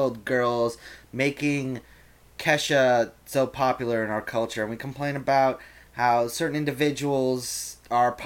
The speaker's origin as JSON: {"language": "English", "town": "New York City", "region": "New York", "country": "United States", "said": "we're from New York City, which is, as far as cities go, quite diverse"}